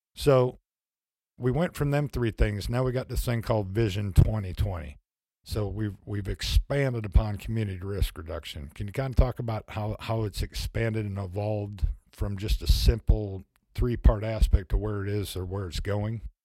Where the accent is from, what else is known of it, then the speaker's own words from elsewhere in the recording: Midwest, United States; now in Fayetteville, United States; I'm from the Midwest